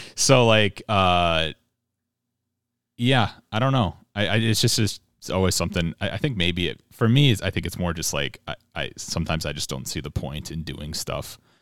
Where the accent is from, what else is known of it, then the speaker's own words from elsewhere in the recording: Minnesota, United States; I'm a Protestant Minnesotan.